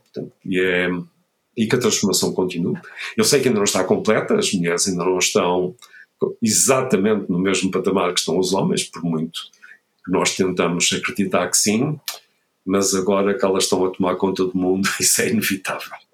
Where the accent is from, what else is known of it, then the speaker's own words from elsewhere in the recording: Vila do Conde, Norte, Portugal; moved away; eu sou do Norte, eu cresci em Vila de Conde